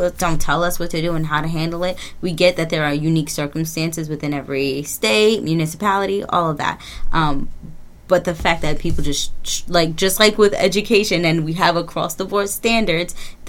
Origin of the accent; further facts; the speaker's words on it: England, United Kingdom; He's my favorite. I'm English, so...